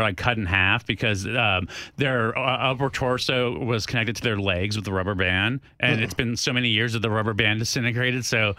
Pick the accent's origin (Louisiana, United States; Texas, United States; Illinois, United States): Texas, United States; El Paso; moved away; my bedroom growing up in El Paso